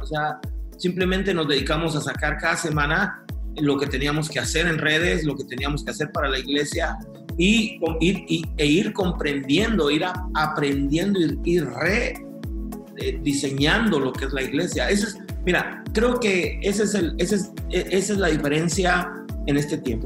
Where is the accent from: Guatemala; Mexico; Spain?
Guatemala; moved away; also born or lived in United States; yo nací en Guatemala, Centroamérica, este, viví eh, algunos años allá, después este, viajé a Estados Unidos